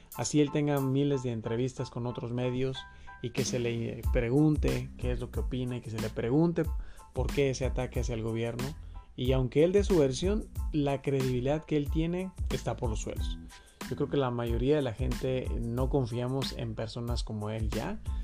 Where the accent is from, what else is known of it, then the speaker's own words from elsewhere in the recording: Mexico; nosotros como mexicanos